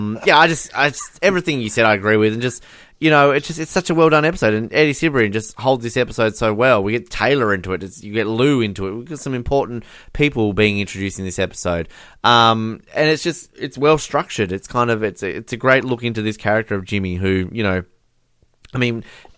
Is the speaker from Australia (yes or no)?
yes; Australia; as an Australian